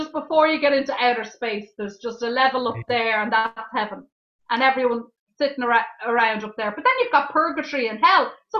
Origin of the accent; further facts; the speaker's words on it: Dublin, Leinster, Ireland; I was brought up in Ireland, in Dublin